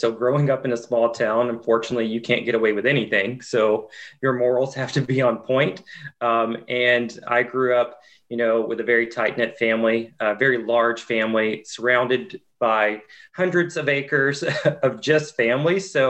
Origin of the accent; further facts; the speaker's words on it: Waverly, Tennessee, United States; accent: country accent; Actually, I grew up a little west of Nashville in a little tiny town called Waverly, Tennessee. So tried tremendously hard to drop my country accent. Some say I still have it, but yeah, from a very small town.